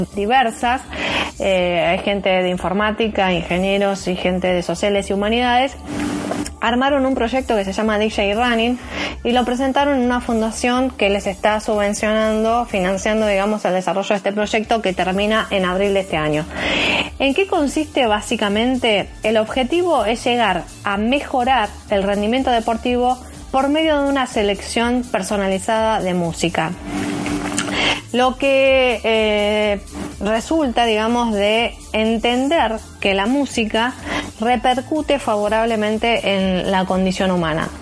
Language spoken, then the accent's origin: Spanish; Argentina; acá en nuestro país